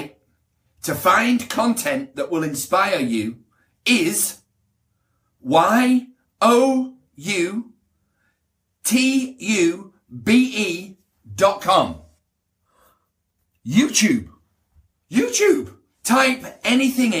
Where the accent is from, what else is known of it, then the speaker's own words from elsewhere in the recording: United Kingdom; now in Beverly Hills, United States; I'm British. Very proud to be British